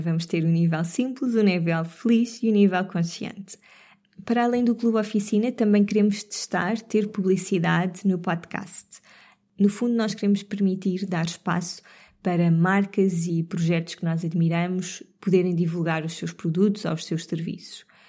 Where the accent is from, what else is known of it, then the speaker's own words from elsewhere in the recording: Sintra, Lisbon, Portugal; Serra de Sintra num passeio muito mágico pela natureza, por sítios onde eu cresci